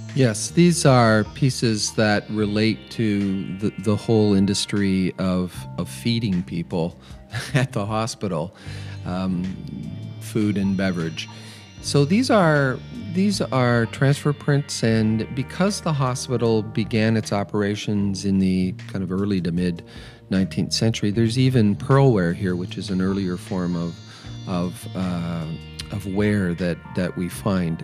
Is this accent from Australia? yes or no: no; London, Ontario, Canada; I was raised in London, Ontario.